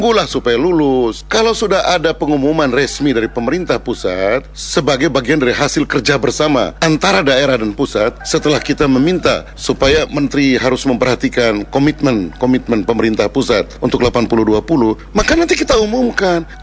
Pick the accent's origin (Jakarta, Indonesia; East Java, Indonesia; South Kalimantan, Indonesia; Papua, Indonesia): Papua, Indonesia; Saya ini orang Papua. Kita pertaruhkan semua itu.